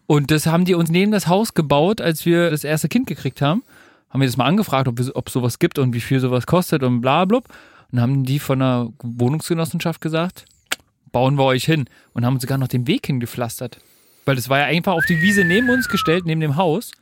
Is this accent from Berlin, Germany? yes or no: yes; Berlin, Germany; ich bin in Berlin geboren und aufgewachsen und lebe hier immer noch